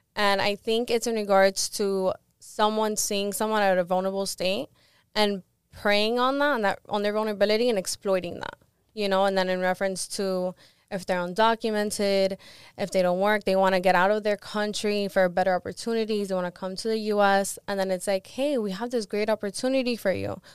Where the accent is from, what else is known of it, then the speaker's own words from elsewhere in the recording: Miami, Florida, United States; also born or lived in Live Oak, Florida / Gainesville, Florida / Cuba (ancestry); I moved to Miami when I was around ten